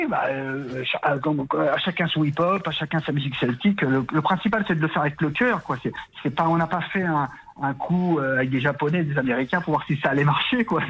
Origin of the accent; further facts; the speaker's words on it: Saint-Denis, Île-de-France, France; je suis né à Saint-Denis, qui était autrefois, il y a bien longtemps, bien longtemps pardon, euh, la plus grande ville de Bretagne, Saint-Denis. Aujourd'hui, non, ça a changé, mais ouais, je suis banlieusard à la base.